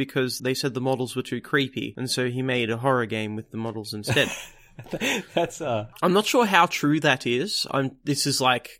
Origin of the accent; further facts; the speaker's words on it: Australia; We're also Australian